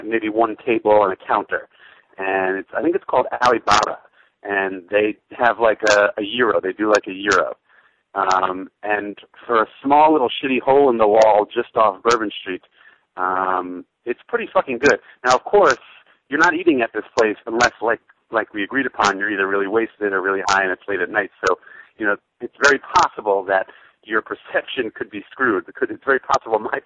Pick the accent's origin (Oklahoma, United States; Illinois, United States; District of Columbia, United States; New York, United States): New York, United States; now in New Orleans, United States; I'm from New York